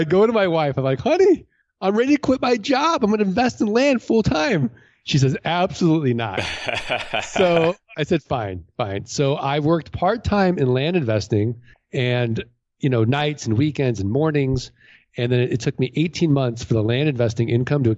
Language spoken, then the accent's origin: English; St. Louis, Missouri, United States